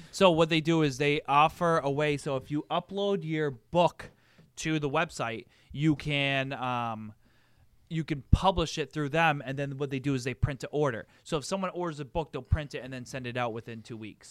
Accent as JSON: {"language": "English", "country": "United States", "said": "being an American"}